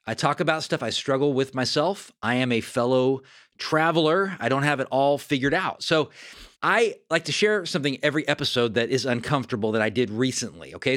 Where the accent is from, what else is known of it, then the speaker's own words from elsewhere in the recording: Fair Oaks, California, United States; moved away; also born or lived in Sacramento; my hometown of Fair Oaks, California.